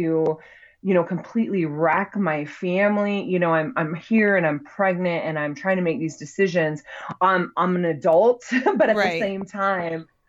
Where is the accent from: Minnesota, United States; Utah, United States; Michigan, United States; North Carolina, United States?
Utah, United States; So I grew up here in Utah, that has a very strong religious culture